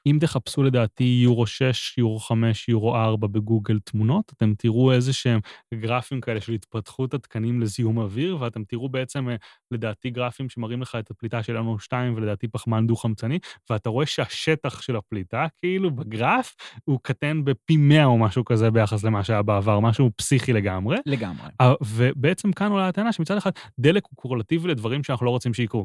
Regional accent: Haifa, Haifa District, Israel; חיפה לצורך העניין, עיר שגדלתי בה

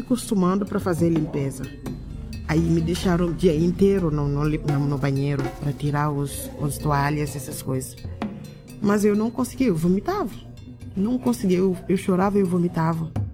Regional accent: Dakar, Senegal; Portuguese is a second language; moved away as an adult; now in Caxias do Sul, Brazil; No Senegal, eu morava na capital, no Dakar. Eu nasci no Dakar mesmo. Eu sou. Eu sou do Dakar. Eu fiz minha escolaridade lá, até a universidade

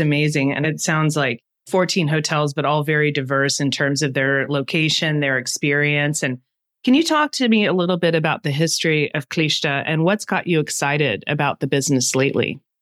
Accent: United States; speaking as an American

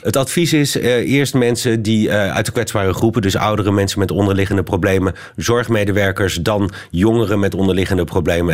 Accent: Belgium; hier in België bij ons

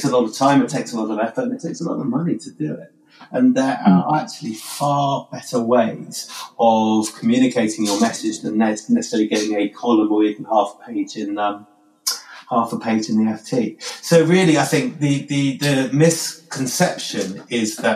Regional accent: United Kingdom; we're British

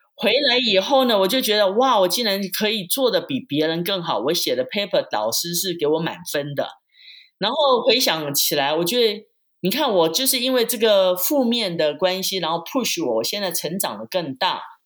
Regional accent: Taipei, Taiwan; moved away as an adult; also born or lived in Switzerland; now in Las Vegas, United States; 我是从台湾来

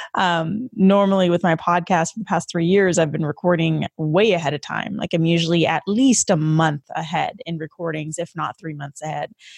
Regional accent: Vancouver, British Columbia, Canada; moved away as an adult; My entire fucking family is in Vancouver, they're in Canada. It's where I'm from

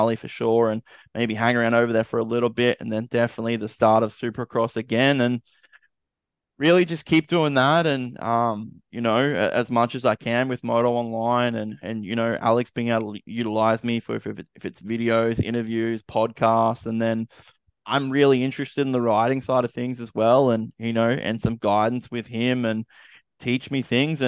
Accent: Australia; I'm an Aussie

